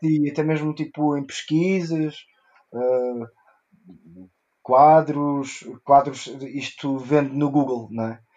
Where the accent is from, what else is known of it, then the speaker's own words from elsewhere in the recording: South Africa; first language Portuguese; moved away; Eu cresci na África do Sul